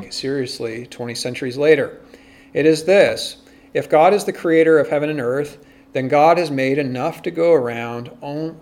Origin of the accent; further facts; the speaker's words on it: United States; as American Protestants